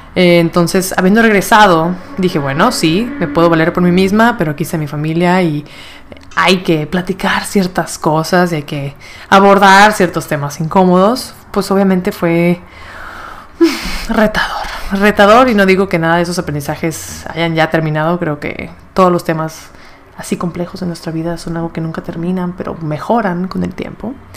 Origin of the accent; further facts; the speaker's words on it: Monterrey, Nuevo León, Mexico; moved away as an adult; also born or lived in Mexico City; regresé aquí a Monterrey